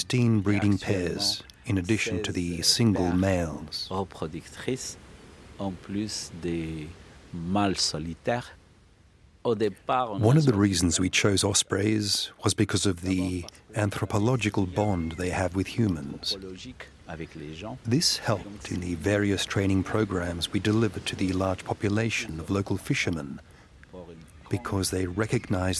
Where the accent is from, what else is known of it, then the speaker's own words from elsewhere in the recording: Fez, Fès-Meknès, Morocco; moved away as an adult; also born or lived in Al Hoceima, Morocco; I was born in Fez, but discovered Al Hosseima National Park in 1987, when I was posted as an earth life science professor